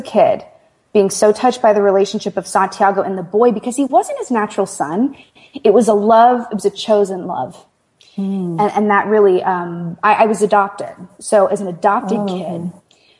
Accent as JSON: {"language": "English", "town": "Houston", "region": "Texas", "country": "United States", "tie": "born or raised there", "said": "growing up in Houston, I was right near Galveston"}